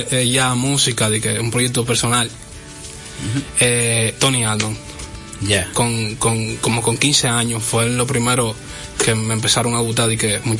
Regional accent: Cibao, Dominican Republic; yo soy muy del, del Cibao, hay muchísimas canciones mías que, que, reflejan muchísimo eso del Cibao

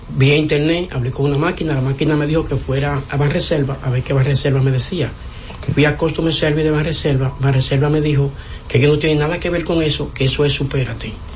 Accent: Santo Domingo Norte, Distrito Nacional, Dominican Republic; Soy de Santo Domingo Norte

